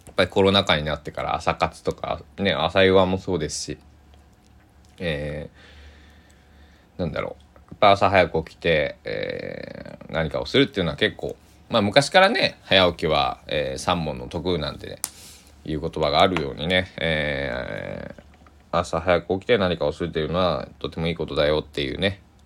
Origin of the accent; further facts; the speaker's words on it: Kochi, Japan; 僕は生まれ育った高知県